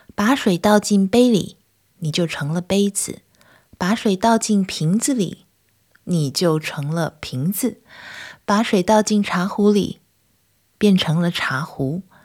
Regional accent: Kaohsiung, Taiwan; now in Netherlands; 我是高雄人，夏天的时候很热，很热，不过台风也很多

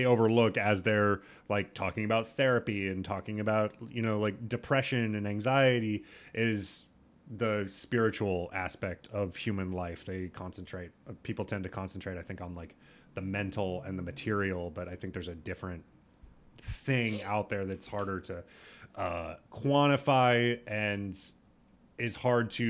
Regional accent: Nebraska, United States; I'm also from Nebraska.

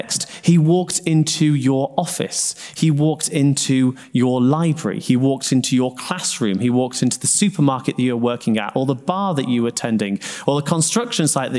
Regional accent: Sheffield, Yorkshire and the Humber, United Kingdom; now in Newcastle upon Tyne, United Kingdom; I grew up in Sheffield

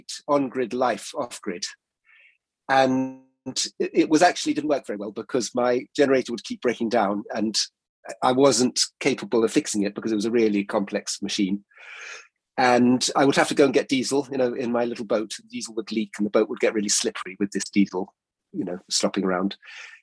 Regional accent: Exmoor, South West England, United Kingdom; moved away as an adult; also born or lived in Isle of Mull, Scotland; now in Hebrides, United Kingdom; I grew up on Exmoor, which is actually quite a remote and lovely place.

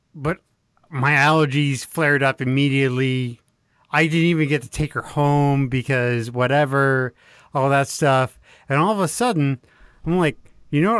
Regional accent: Texas, United States; I'm from Texas

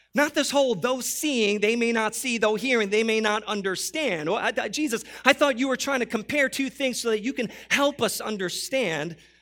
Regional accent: New York City, New York, United States; moved away; I, I born and raised in New York City

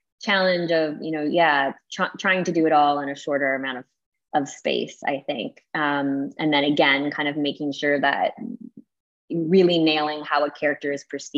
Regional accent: Canada; I'm Canadian

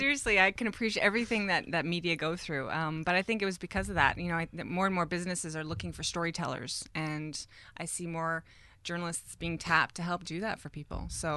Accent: Caledon, Ontario, Canada; I grew up in Caledon, so I went to Mayfield.

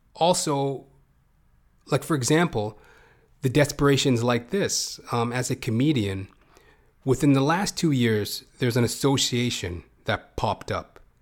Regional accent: Canada; as a Canadian

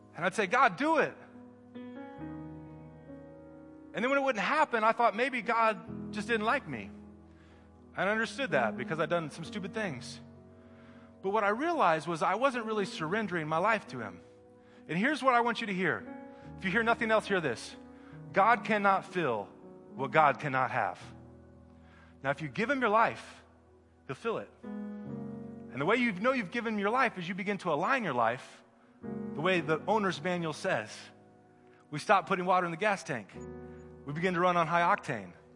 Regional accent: Midwest, United States; moved away; I'm from the Midwest

